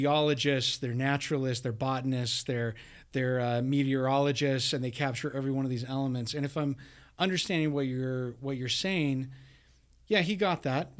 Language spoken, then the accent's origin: English; Bountiful, Utah, United States; I grew up in Bountiful, too.